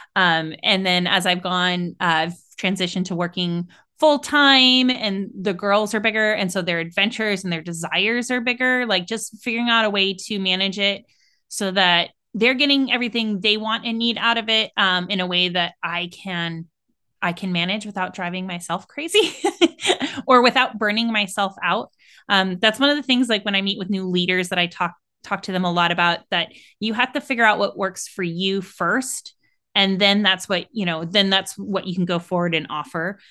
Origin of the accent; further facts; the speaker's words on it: San Francisco Bay Area, California, United States; I'm from the San Francisco Bay Area, so California